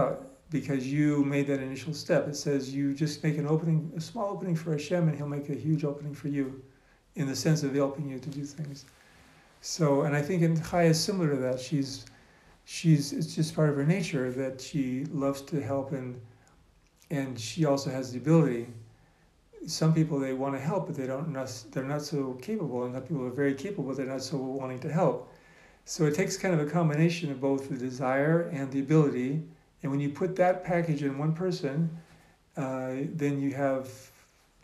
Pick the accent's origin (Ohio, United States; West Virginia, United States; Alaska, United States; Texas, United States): Alaska, United States; now in Safed, Israel; I grew up in Alaska